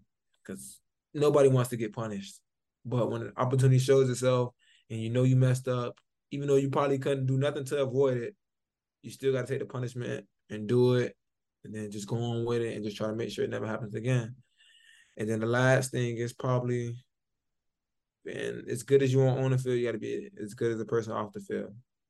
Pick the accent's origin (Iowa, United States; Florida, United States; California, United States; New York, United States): Florida, United States; Miami; In Liberty City.